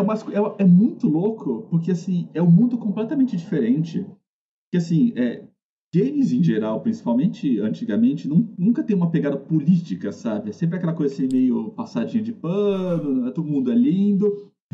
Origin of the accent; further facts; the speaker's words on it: Brazil; A gente é brasileiro